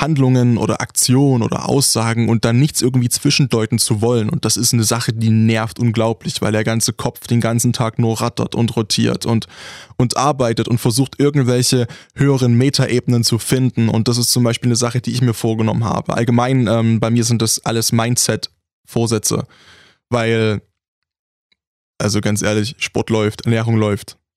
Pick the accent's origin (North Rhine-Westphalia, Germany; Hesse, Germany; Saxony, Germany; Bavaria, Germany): Saxony, Germany; accent: Ursächsisch; moved away; kommen wir aus Sachsen und ich bin der, der am saubersten redet